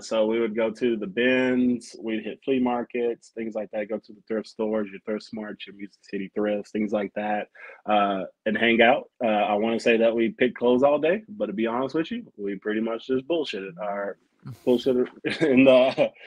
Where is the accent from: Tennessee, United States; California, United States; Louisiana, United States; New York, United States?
Tennessee, United States; Nashville; also born or lived in Hawaii; I was raised in Nashville, born in Hawaii. Grew up basically out in South Nashville